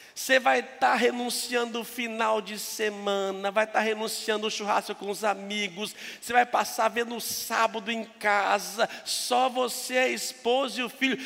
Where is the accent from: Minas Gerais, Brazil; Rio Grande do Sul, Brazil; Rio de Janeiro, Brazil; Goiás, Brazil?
Minas Gerais, Brazil; moved away; Eu sou mineiro